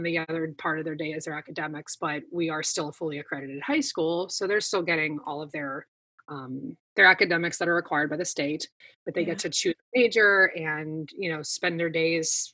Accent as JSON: {"language": "English", "town": "Pittsburgh", "region": "Pennsylvania", "country": "United States", "tie": "born or raised there", "said": "I grew up like 15 minutes outside of Pittsburgh"}